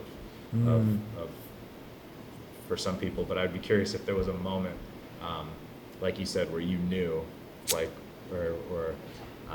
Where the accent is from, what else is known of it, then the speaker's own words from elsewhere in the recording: Pittsburgh, Pennsylvania, United States; I grew up in Pittsburgh.